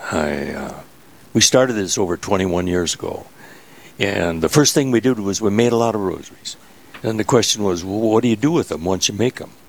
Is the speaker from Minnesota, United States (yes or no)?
yes; Graceville, Minnesota, United States; Where are you from originally? Graceville, Minnesota. And when did you come to this this area? I moved here after I graduated from college, and uh, that was in 1957.